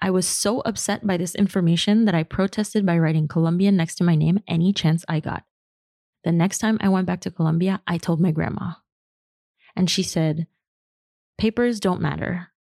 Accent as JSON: {"language": "English", "town": "New York City", "region": "New York", "country": "United States", "moved": "as an adult", "lives_now": "Paris, France", "said": "I'm from Queens, so my passport is American, but I'm still a foreigner here because I'm Latina. My parents are Colombian, so my blood is Colombian, but not my passport. I moved to France in my 20s"}